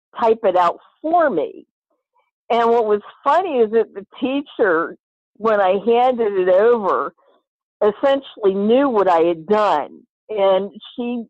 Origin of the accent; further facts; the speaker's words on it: Rappahannock County, Virginia, United States; I grew up in Rappahannock County, 35 acres Rappahannock River